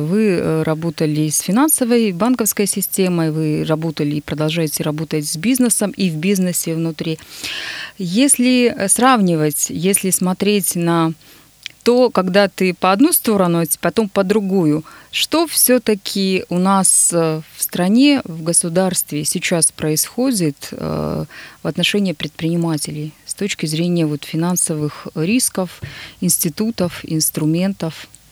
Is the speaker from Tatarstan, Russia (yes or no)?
no; Nizhny Tagil, Sverdlovsk Oblast, Russia; now in Yekaterinburg, Russia; Нижний Тагил, мой родной город